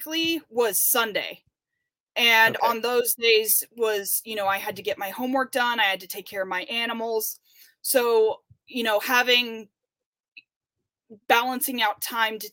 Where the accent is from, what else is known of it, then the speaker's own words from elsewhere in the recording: Murphys, California, United States; now in Denair, United States; I'm originally from Murphy's, California, which is a, even smaller town up in the Sierra Nevada mountains. I have one sibling. I have a younger sister, and I grew up with my mom and dad